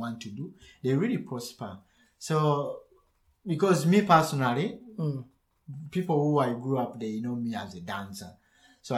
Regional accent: Uganda; first language Luganda; English is a second language; now in Germany; I do much of the Luganda, my mother's Prussian, that's my mother language

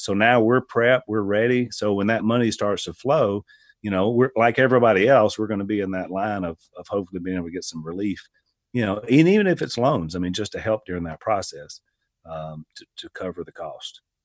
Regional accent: United States; as an American

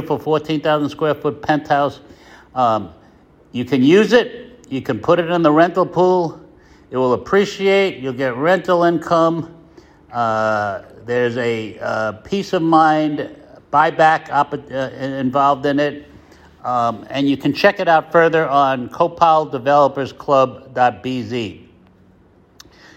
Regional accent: New York, United States; moved away as an adult; now in Placencia, Belize; I'm from New York originally

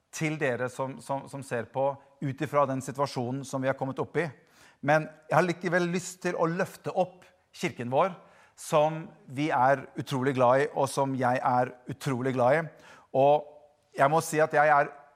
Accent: Bergen, Vestland, Norway; moved away; Jeg kommer jo egentlig fra Bergen

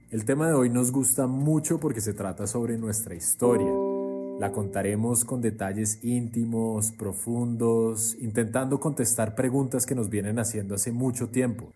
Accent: Colombia; moved away; also born or lived in Cartagena / Miami; Yo salí de Colombia hace como 15 años

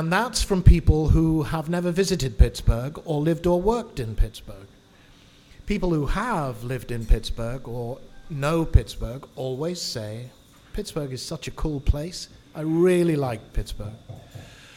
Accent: Liverpool, North West England, United Kingdom; moved away as an adult; also born or lived in London; I was born and raised in Liverpool, in England, lived in Liverpool for 22 years

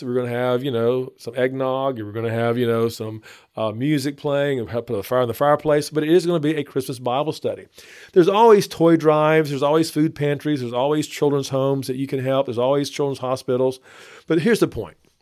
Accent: Northeast Texas, United States; moved away as an adult; now in Baton Rouge, United States; I grew up in Northeast Texas and moved to Baton Rouge, um, fresh out of college.

